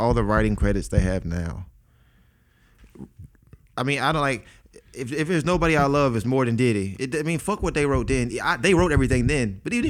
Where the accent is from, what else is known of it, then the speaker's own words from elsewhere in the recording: Nashville, Tennessee, United States; I'm from Nashville. I'm in Atlanta in a studio with Mike Will.